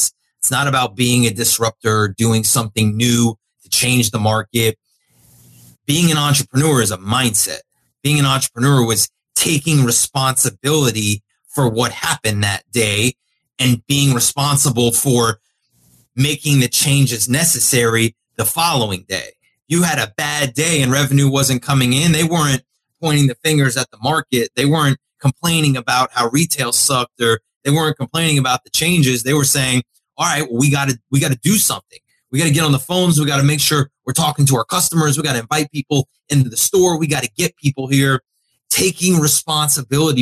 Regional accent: South Florida, United States; I grew up in South Florida. Great place to grow up

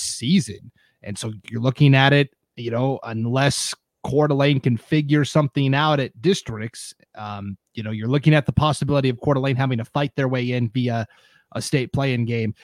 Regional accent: Montana, United States; now in Idaho, United States; I'm from Montana

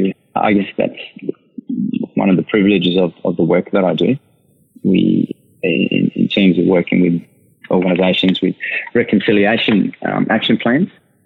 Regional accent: Canberra, Australian Capital Territory, Australia; born there; I was born in Canberra. My family are actually from the Northern Territory. So I'm an Eastern Aranda on my father's side, and Alawamata.

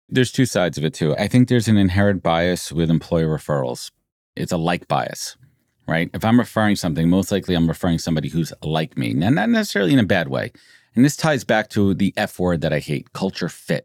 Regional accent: New York, United States; Born and raised in New York

